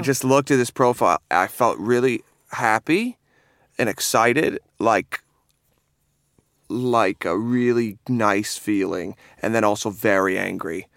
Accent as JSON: {"language": "English", "town": "Seaforth", "region": "Ontario", "country": "Canada", "moved": "as an adult", "lives_now": "London, United Kingdom", "said": "I'm from a small, very small town in Canada called Seaforth, which is a half hour from Stratford"}